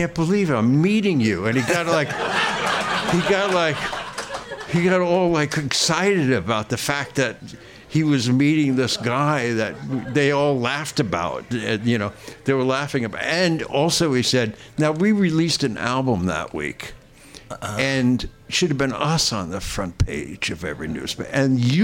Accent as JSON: {"language": "English", "region": "New York", "country": "United States", "tie": "born or raised there", "said": "I'm born and raised in New York"}